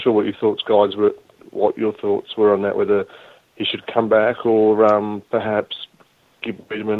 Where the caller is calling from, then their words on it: Adelaide, South Australia, Australia; from Adelaide